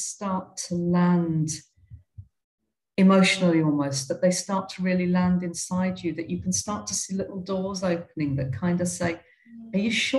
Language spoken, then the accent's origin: English; United Kingdom; moved away as an adult; now in India; Coming out of growing up in Britain, I don't know what it's like I haven't lived in Australia or New Zealand